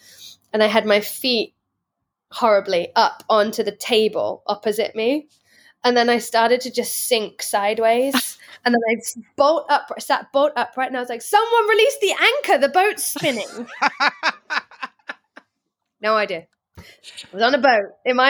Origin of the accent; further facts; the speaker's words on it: England, United Kingdom; I'm from England. I don't know.